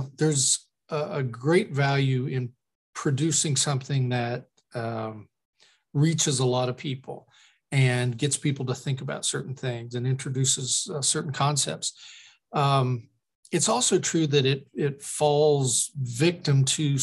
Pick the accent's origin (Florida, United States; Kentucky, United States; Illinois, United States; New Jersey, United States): Kentucky, United States; Lexington; also born or lived in West Virginia / Knoxville, Tennessee; I'm from Kentucky, and I was born in West Virginia. My mom's family's from the mountains. Well, West Virginia's all mountains. My father's family from the mountains of Eastern Kentucky, from Appalachia. And I grew up mainly in Lexington, which is where I live now